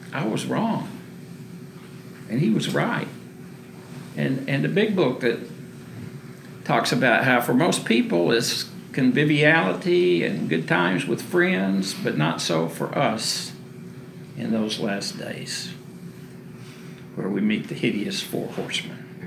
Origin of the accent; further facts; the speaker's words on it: Waco, Texas, United States; I was born in Waco in 1948